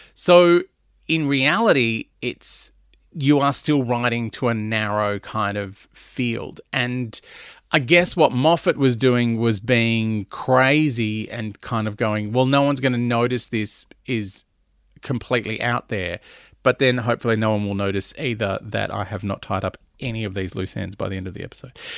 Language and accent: English; Melbourne, Victoria, Australia; now in Sydney, Australia; I grew up in Melbourne where it gets down to zero